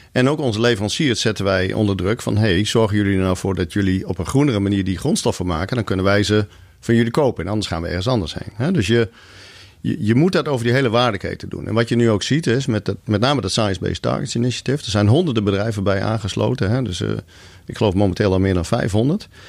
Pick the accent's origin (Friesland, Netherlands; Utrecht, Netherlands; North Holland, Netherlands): Friesland, Netherlands; Leeuwarden; moved away as an adult; also born or lived in Groningen / Zurich, Switzerland; ik ben geboren in Groningen, ik ben opgegroeid in Leeuwarden